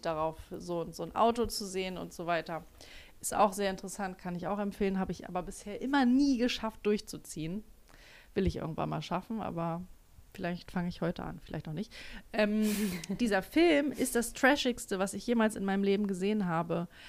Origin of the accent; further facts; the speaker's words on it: Germany; accent: German accent in English; Ich habe auch einen ganz schlimmen englischen Akzent, äh, deutschen, englischen